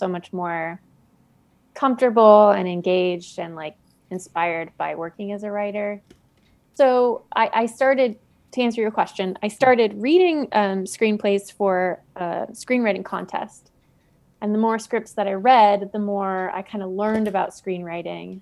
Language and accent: English; Seattle, Washington, United States; moved away as an adult; also born or lived in New York; now in Los Angeles, United States; I'm from Seattle, and I lived in New York for almost 10 years, and then I moved to Los Angeles in 2016.